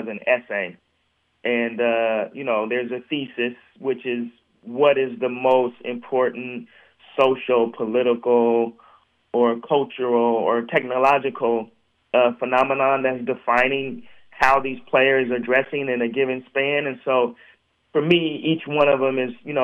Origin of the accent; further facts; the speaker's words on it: Portland, Oregon, United States; I grew up in Portland, Oregon, which is a basketball-rich city.